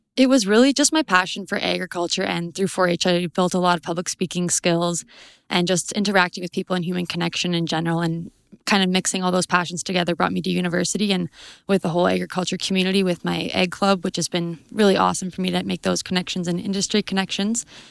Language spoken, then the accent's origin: English; High River, Alberta, Canada; I am from High River, Alberta